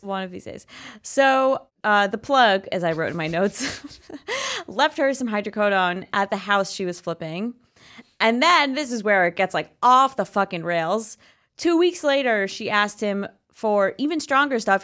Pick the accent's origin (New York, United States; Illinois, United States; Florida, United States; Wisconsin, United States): New York, United States; George Santos's district; now in New York City, United States; my hometown